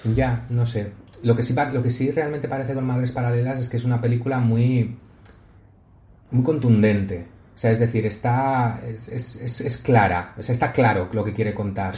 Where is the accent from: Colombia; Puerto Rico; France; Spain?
Spain; como español